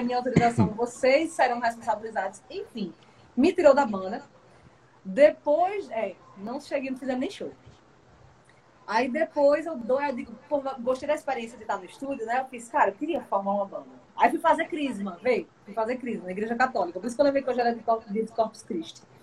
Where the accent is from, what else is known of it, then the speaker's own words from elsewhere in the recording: Arcoverde, Pernambuco, Brazil; also born or lived in Bahia / Águas Belas; now in Recife, Brazil; Arco Verde, que foi o lugar que eu passei menos tempo, né, de 98 a 2004, é, é justamente na fase entre os 8 e os 14